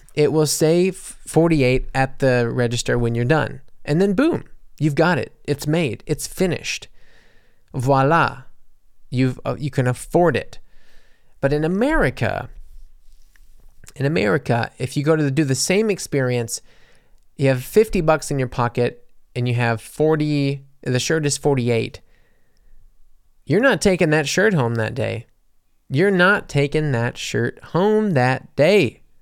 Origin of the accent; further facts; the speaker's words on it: United States; moved away; also born or lived in Mississippi / New Orleans, Louisiana; I come from, you know, Mississippi and New Orleans